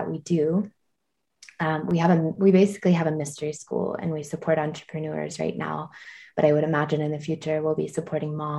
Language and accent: English; Georgia, United States; now in Tennessee, United States; I'm from Georgia, but now live in Tennessee.